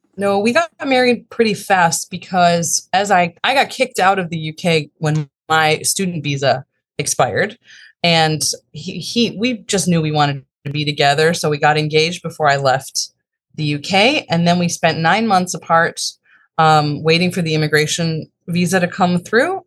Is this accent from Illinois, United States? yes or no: yes; Chicago, Illinois, United States; I grew up in the northern suburbs of Chicago and, uh, lived there in pretty much my whole life